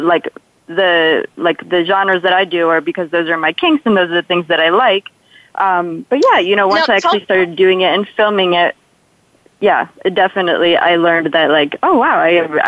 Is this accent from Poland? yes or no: yes; Poland; accent: Polish; moved away; I'm originally from Poland, so sometimes I say things a little bit weird, especially if I talk a little too much. So my Polish accent comes out a little bit